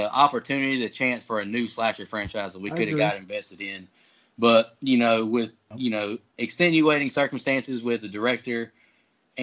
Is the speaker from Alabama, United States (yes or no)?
no; rural Florida, United States; rural Florida near, you know, my hometown